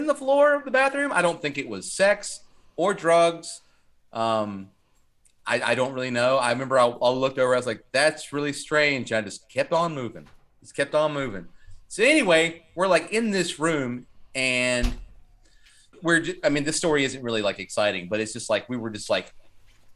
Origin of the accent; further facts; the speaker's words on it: Kernersville, North Carolina, United States; also born or lived in Winston-Salem; I'm from Kernersville